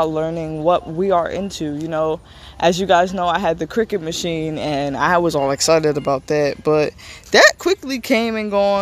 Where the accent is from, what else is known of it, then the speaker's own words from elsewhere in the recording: New Jersey, United States; also born or lived in Pennsylvania; I am from New Jersey, and I go back and forth from New Jersey to Pennsylvania